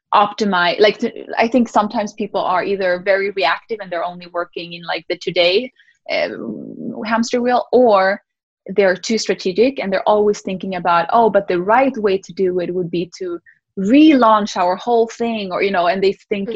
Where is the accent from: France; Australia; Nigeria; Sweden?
Sweden; moved away; I grew up in Sweden